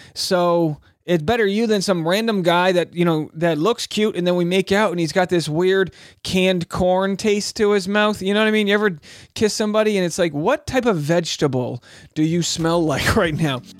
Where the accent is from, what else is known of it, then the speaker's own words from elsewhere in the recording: New England, United States; I'm from New England